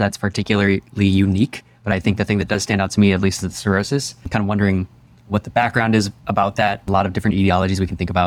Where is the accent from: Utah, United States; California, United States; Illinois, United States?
Illinois, United States; Libertyville; I'm from Libertyville, Illinois, northern suburb of Chicago